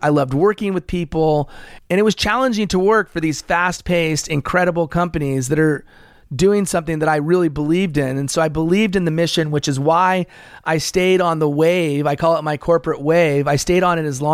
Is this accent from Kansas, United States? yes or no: no; Los Angeles, California, United States; also born or lived in American Samoa; I moved to California, which is where I've spent the majority of my life, in Los Angeles